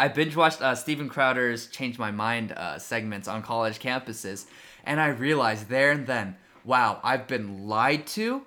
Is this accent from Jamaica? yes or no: no; South Korea; now in United States; as a legal immigrant myself, I was born in Korea